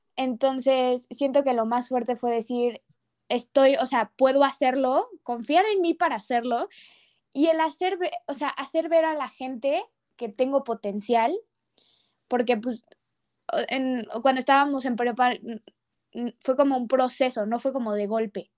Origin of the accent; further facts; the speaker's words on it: Mexico City, Mexico; yo siendo de Ciudad de México